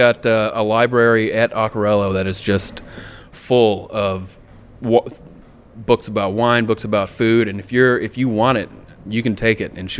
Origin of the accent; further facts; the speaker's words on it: Gamaliel, Arkansas, United States; moved away; I grew up way back in Gamaliel, Arkansas. I have three brothers. My mother's side of the family is Italian